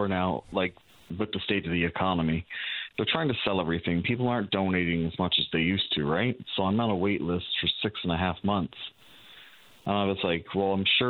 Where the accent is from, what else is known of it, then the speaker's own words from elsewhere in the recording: Channel-Port aux Basques, Newfoundland and Labrador, Canada; moved away as an adult; I'm originally from Port of Bass too